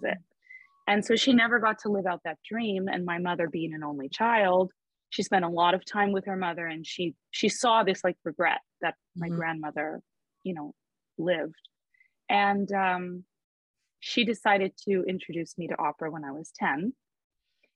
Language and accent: English; Fort Lauderdale, Florida, United States; also born or lived in Palm Beach County, Florida; I grew up in Fort Lauderdale. We moved to Palm Beach County so that I could go to an arts high school there